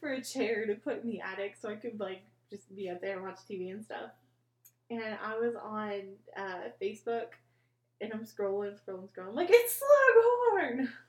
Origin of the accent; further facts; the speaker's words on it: Indiana, United States; I am from Indiana